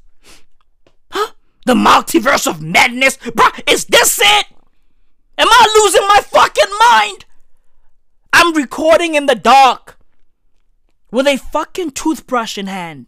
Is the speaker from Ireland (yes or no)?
no; South Africa; I'm South African